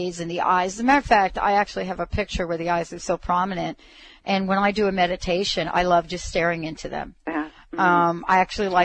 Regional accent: New York City, New York, United States; I'm from New York. I'm from the Bronx

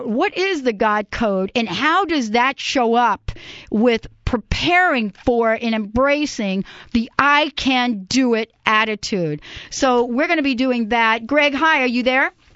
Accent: New York, United States; New York, my place, my hometown

